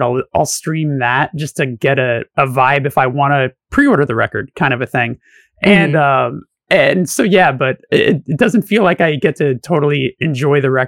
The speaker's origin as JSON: {"language": "English", "town": "Los Angeles", "region": "California", "country": "United States", "tie": "born or raised there", "said": "I'm born and raised in Los Angeles"}